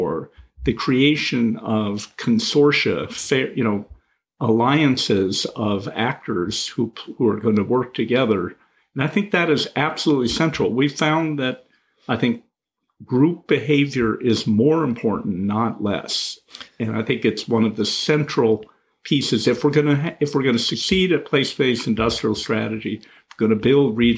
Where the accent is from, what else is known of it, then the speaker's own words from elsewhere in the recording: Seattle, Washington, United States; I grew up in the Pacific Northwest and Seattle at a time where Microsoft was only beginning